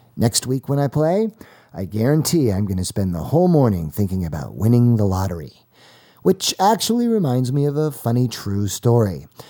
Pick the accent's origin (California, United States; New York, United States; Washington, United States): California, United States; Los Angeles; my hometown of Pacific Palisades